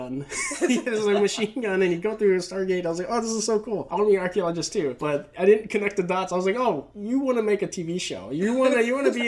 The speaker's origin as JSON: {"language": "English", "region": "Okinawa", "country": "Japan", "tie": "born or raised there", "also_born_or_lived": "Waco, Texas", "moved": "as an adult", "said": "I loved growing up in Japan, and I was there until I turned 18, and I went to go to school in Baylor University"}